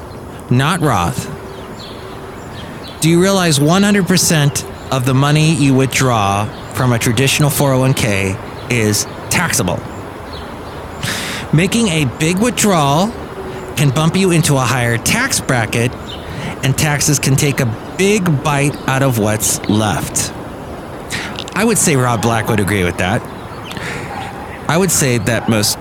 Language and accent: English; Los Angeles, California, United States; I grew up in the San Fernando Valley, was in the San Fernando Valley in the 70s and early 80s, and I see some of the spots that I remember as a kid